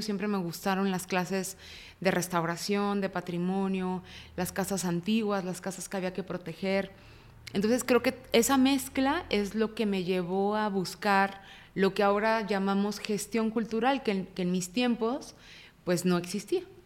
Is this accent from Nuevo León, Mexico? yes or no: no; Guadalajara, Jalisco, Mexico; Nací en Guadalajara. Eh, fui la primera hija y fui la primera nieta de dos familias muy amorosas. Entonces tuve una infancia